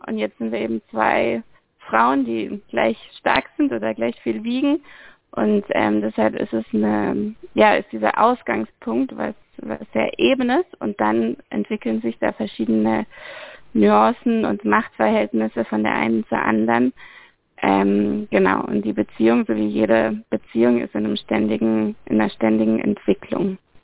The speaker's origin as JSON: {"language": "German", "town": "Freiburg", "region": "Baden-Württemberg", "country": "Germany", "also_born_or_lived": "Amsterdam / Barcelona", "moved": "as an adult", "said": "also ich komme ursprünglich aus Freiburg, ich komme aus dem Dreisamtal"}